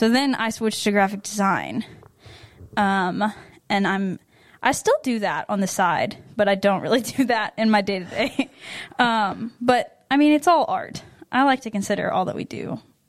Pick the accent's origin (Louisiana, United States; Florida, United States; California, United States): Louisiana, United States; Slidell; moved away as an adult; now in Lafayette, United States; I'm originally from Slidell.